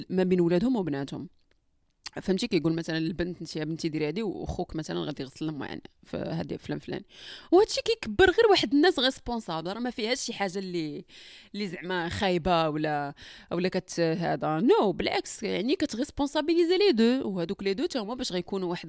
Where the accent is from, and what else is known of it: Morocco